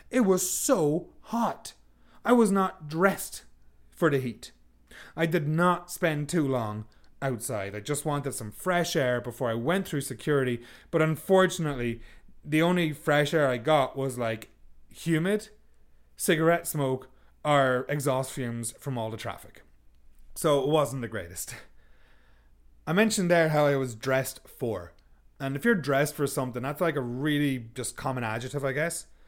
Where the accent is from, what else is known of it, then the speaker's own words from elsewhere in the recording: Sligo, Connacht, Ireland; moved away; my hometown of Sligo